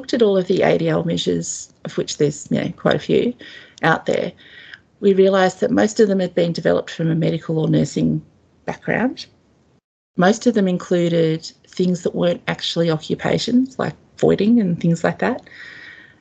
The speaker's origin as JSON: {"language": "English", "country": "Australia", "said": "as an Australian"}